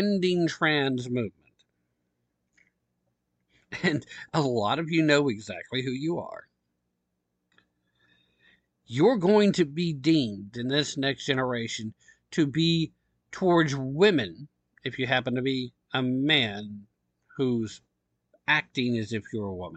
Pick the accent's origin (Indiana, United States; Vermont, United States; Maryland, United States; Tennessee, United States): Tennessee, United States; Tennessee, my home state, love it here